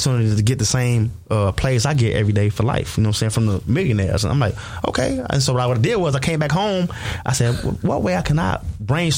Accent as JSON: {"language": "English", "town": "Chicago", "region": "Illinois", "country": "United States", "said": "I'm from Chicago"}